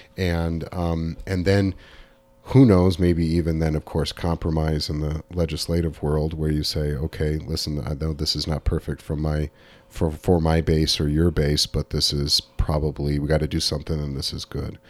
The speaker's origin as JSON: {"language": "English", "region": "Southern California", "country": "United States", "tie": "born or raised there", "said": "growing up in Southern California in, in the nineteen eighties."}